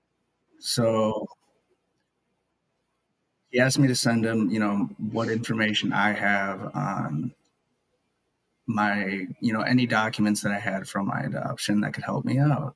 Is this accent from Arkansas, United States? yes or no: no; Maple Grove, Minnesota, United States; also born or lived in Kaliningrad, Russia; I live in Maple Grove, Minnesota. I was adopted from Kaliningrad, Russia in 1997. I was born there in 1996, and I've lived here ever since. I've grown up here